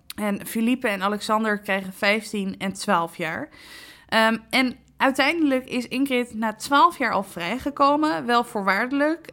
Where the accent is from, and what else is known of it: Netherlands